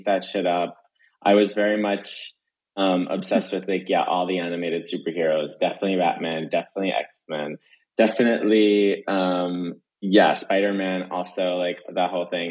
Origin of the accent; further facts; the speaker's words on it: Jersey Shore, New Jersey, United States; I grew up in the Jersey Shore